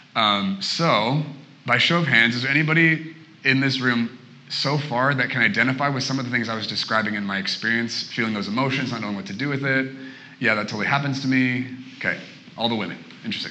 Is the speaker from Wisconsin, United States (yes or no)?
no; Portland, Oregon, United States; moved away as an adult; now in Redding, United States; I'm originally from Portland, Oregon.